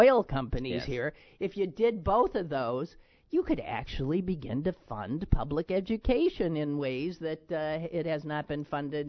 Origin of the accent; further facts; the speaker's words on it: Green Bay, Wisconsin, United States; I grew up in Green Bay, Wisconsin, and actually in a little section called Alloway, which was named after a French Jesuit priest, Father Claude Alloway.